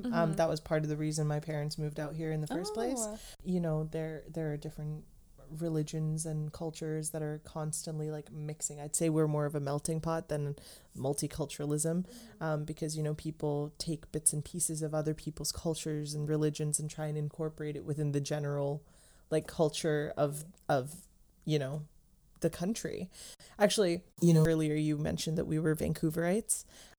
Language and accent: English; South India, India; now in Canada; like, I'm South Indian, so I'm from Kerala, which is in the south, like, the southern tip of India. I'm not from there, I lived there for a very long time, so don't come at me.